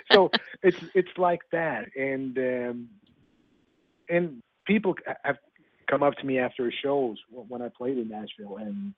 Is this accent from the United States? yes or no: no; southern Sweden, Sweden; I'm from Sweden